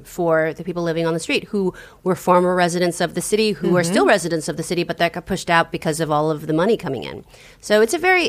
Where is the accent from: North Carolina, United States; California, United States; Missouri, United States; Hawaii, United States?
California, United States; San Francisco; I'm from San Francisco.